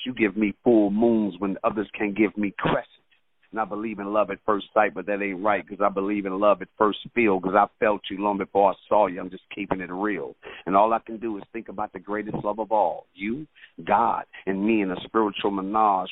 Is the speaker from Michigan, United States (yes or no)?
yes; Detroit, Michigan, United States; now in Atlanta, United States; I'm originally from Detroit, Michigan, but I live okay. in Atlanta now for the last 20 years